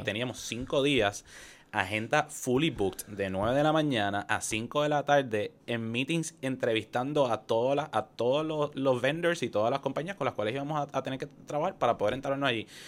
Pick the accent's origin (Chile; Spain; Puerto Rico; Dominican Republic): Puerto Rico; Caguas; soy de Cagua, esto, de Bairoa.